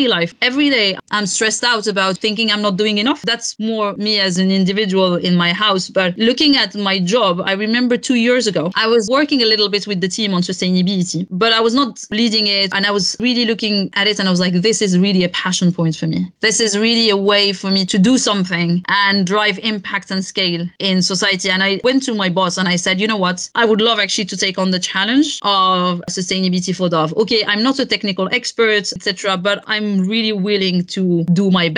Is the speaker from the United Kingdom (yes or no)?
no; Morocco; moved away; Morocco, which is my home country